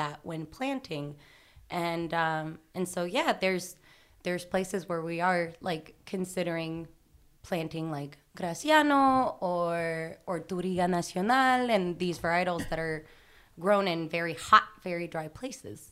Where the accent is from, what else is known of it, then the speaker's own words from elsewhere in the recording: Nîmes, Occitania, France; moved away; I'm from Nîmes